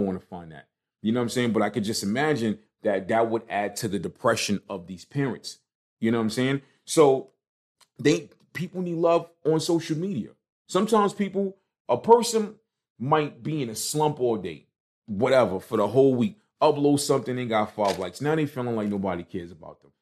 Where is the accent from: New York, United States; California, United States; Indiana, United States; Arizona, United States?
New York, United States; New York City; me coming from Brooklyn